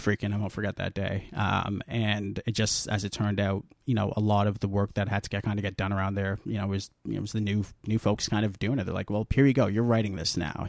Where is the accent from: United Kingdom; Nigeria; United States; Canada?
Canada; Guelph, Ontario; moved away as an adult; now in Toronto, Canada; I'm from Guelph. Now I'm living in Toronto.